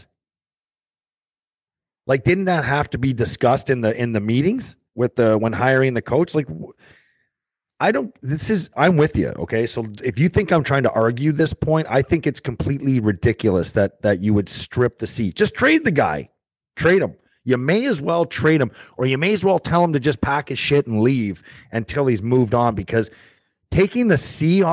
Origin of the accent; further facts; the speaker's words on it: St. Catharines, Ontario, Canada; I grew up in St. Catharines